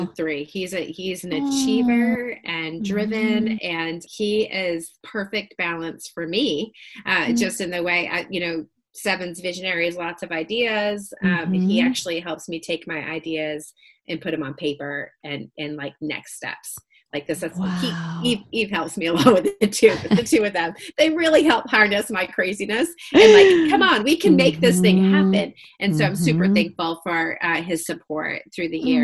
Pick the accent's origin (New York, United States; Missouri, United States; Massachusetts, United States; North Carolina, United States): Massachusetts, United States; now in Franklin, United States; I grew up in Massachusetts